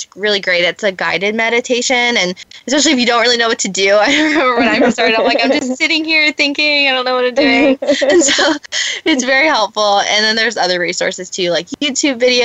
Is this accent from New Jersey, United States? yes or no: yes; New Jersey, United States; moved away as an adult; now in Los Angeles, United States; living and growing up in New Jersey